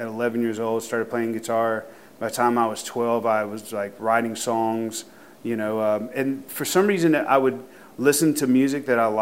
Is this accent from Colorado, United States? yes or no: no; Thomaston, Georgia, United States; growing up in Thomaston was really an interesting experience.